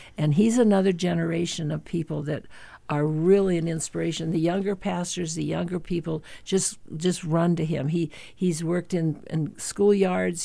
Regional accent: Helena, Montana, United States; also born or lived in Winston, Montana; now in Great Falls, United States; Born and raised in Helena, but I did spend the first five years of my life on a ranch out uh, near Winston, Montana, or between Helena and Townsend

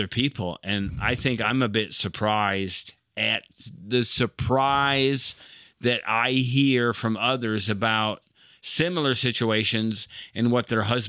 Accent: Monroe, Michigan, United States; born or raised there; moved away as an adult; now in Dallas, United States

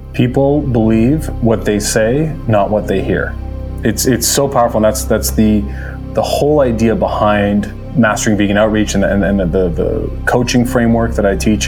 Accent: Toronto, Ontario, Canada; I was born in Toronto. Uh, from Canada. Uh, lived here my whole life

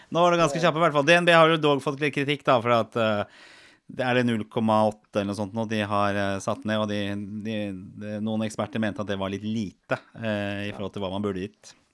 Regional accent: Norway; vi som nordmenn

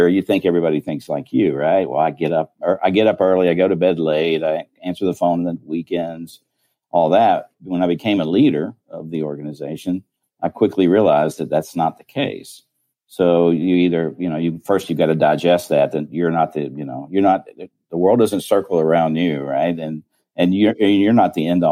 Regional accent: Birmingham, Alabama, United States; moved away as an adult; also born or lived in Atlanta, Georgia / Illinois / South Dakota; I'm from Birmingham, Alabama. I was actually born in Atlanta, but moved shortly thereafter to Birmingham. So I was raised there

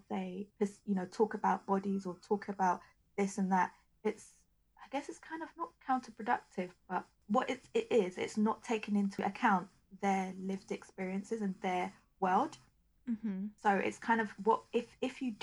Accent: United Kingdom; I'm a British-born Nigerian, so I have a slightly different culture to a Nigerian-born Nigerian.

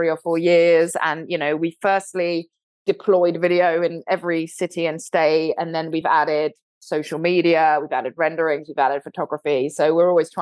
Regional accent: London, United Kingdom; accent: British; moved away as an adult; now in Ventura, United States; I obviously am from London, England

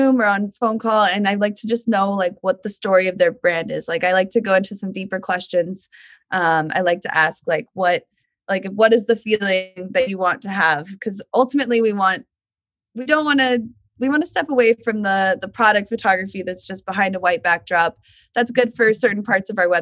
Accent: Portland, Oregon, United States; now in Northern California, United States; I grew up in Portland, Oregon

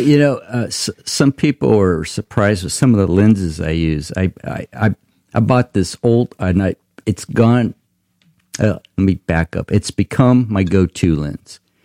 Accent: Tulare, California, United States; we're from Tulare

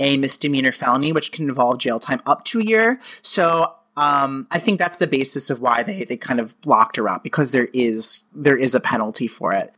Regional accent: Connecticut, United States; moved away as an adult; now in New York, United States; I grew up in Connecticut, but New York has sort of just been kind of my surrogate

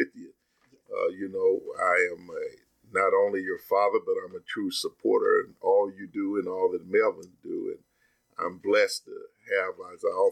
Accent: Princeton, Kentucky, United States; I came from Princeton, Kentucky

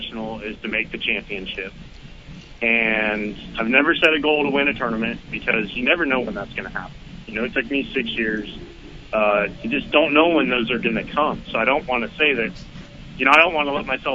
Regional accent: California, United States; moved away as an adult; now in Alabama, United States; growing up in California and making a living out there, moving to Alabama

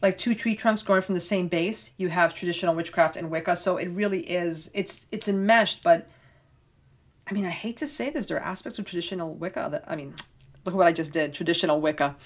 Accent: New York, United States; as a New Yorker

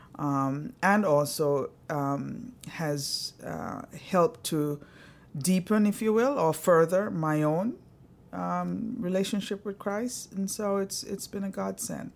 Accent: Antigua & Barbuda; moved away; I was born in the little beautiful Caribbean island of Antigua. My parents are Antiguans

